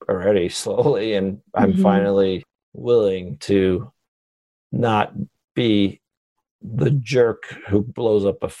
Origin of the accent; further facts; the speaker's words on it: Long Island, New York, United States; moved away as an adult; also born or lived in Michigan / San Francisco; I grew up in New York, Long Island